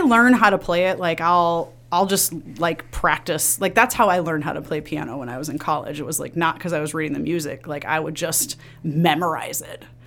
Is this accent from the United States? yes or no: yes; Villa Park, Illinois, United States; I grew up in the suburbs of Chicago. I grew up in Villa Park.